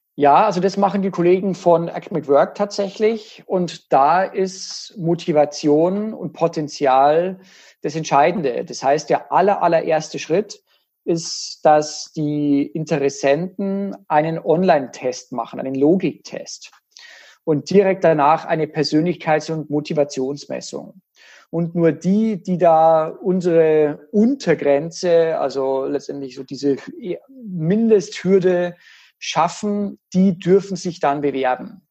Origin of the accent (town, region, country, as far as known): Germany